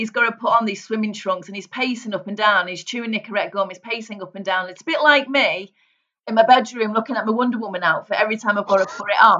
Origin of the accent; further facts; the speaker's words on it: St Helens, North West England, United Kingdom; But believe it or not, Andy, I was brought up in St Helens. Now, St Helens has a real broad accent.